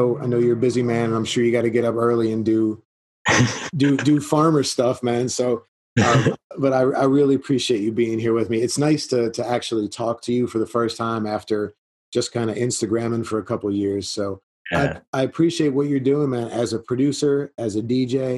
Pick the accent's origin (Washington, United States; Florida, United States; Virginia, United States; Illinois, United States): Florida, United States; South; now in Lawrence, United States; I grew up in South Florida